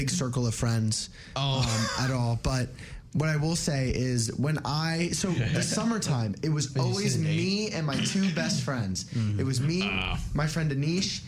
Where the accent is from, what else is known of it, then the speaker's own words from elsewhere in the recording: Plainsboro, New Jersey, United States; I'm from Plainsboro